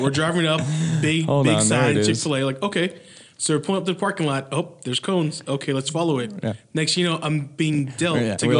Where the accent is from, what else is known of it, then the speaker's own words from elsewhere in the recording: Las Vegas, Nevada, United States; growing up in Vegas